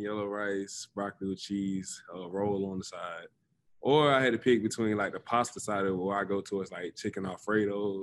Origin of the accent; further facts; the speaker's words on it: the South, United States; moved away; me growing up in the South